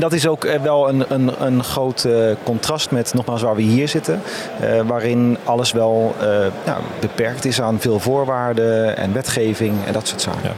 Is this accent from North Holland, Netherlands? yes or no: no; Capelle aan den IJssel, South Holland, Netherlands; also born or lived in Utrecht; kom uit Utrecht en geboren en getogen in Capelle aan de IJssel.